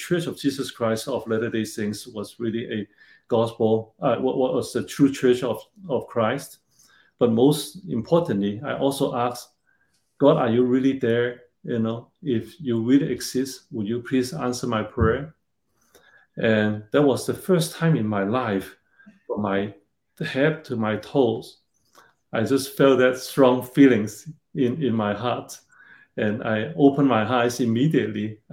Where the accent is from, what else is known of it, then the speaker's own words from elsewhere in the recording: Hong Kong; moved away as an adult; also born or lived in China / Hawaii; I was born in China during the Cultural Revolution. So quite different than today. And later, I grew up in Hong Kong